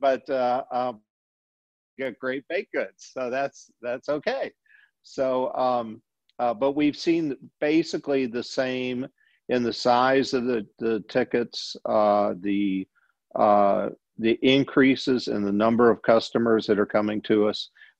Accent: Berkley, Michigan, United States; moved away as an adult; now in Louisiana, United States; when I was a kid in Metro Detroit, I was actually from Berkeley, which is just a little bit north of Detroit.

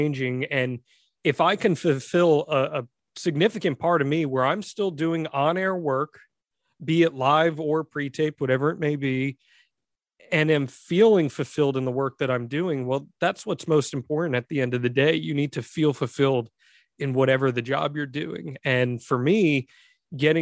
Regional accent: New Jersey, United States; moved away; also born or lived in Maine / Orlando / New England; I'm from Jersey originally

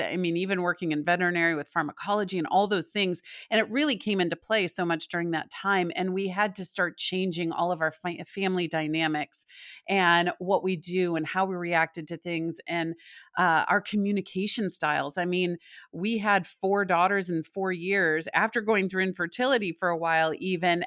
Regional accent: Michigan, United States; also born or lived in Indianapolis, Indiana / Chicago, Illinois; now in Southport, United States; I'm from Michigan.

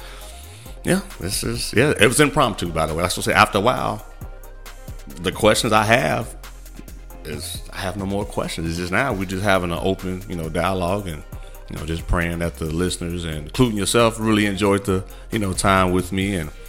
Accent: Midwest, United States; I'm from the Midwest.

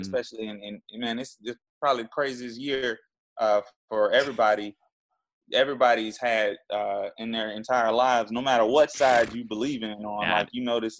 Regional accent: Jacksonville, Florida, United States; Jacksonville, Florida.

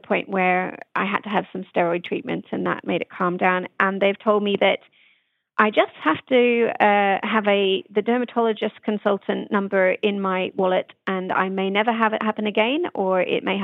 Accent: Australia; now in United Kingdom; growing up in Australia

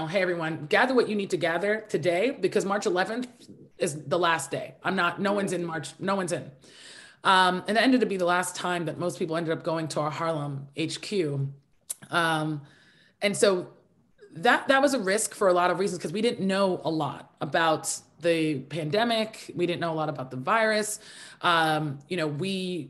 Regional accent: Nigeria; I'm Nigerian

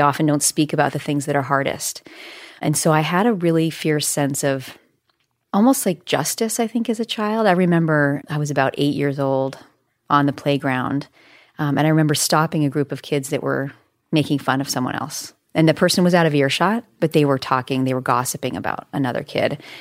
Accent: Bozeman, Montana, United States; I grew up in Bozeman, Montana

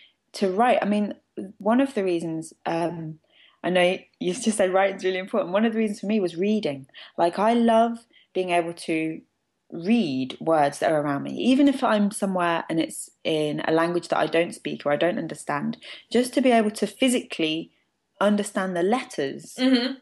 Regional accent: East Midlands, United Kingdom; I mean, I'm originally from Northamptonshire and I grew up with family in Lancashire and Scotland and Wales.

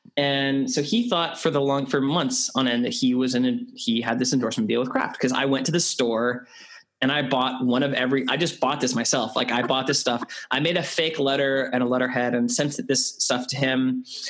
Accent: Canada; moved away as an adult; also born or lived in United Kingdom; I'm Canadian

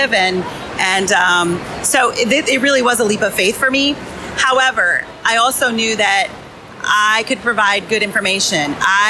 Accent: Stratford, Iowa, United States; My hometown is Stratford

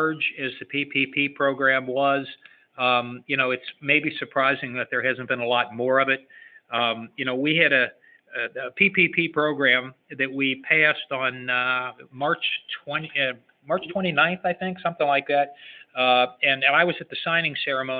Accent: Cincinnati, Ohio, United States; I'm from Cincinnati, Ohio

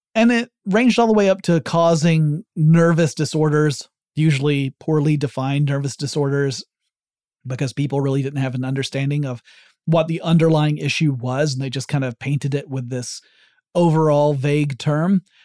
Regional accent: the South, United States; I'm from the South

